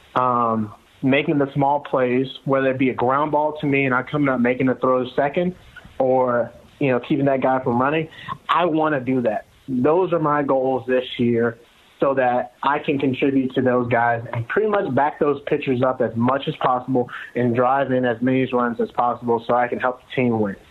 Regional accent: outside of Atlanta, Georgia, United States; I'm from outside of Atlanta

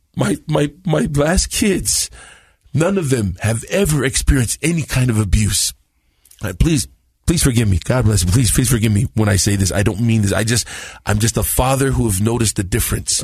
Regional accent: Compton, California, United States; also born or lived in San Bruno, California; I was born in San Bruno, uh, San Francisco, in the Bay Area. I think I was six months old. My mom said, and we moved to Compton, California

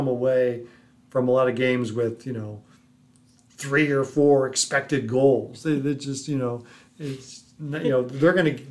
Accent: Los Angeles, California, United States; now in St. Louis, United States; as a kid growing up in Los Angeles

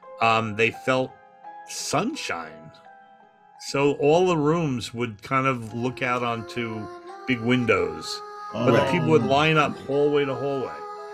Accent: New York, United States; I had a normal childhood. I grew up on Long Island, played sports, went to Albert Einstein College of Medicine, got a degree in radiology.

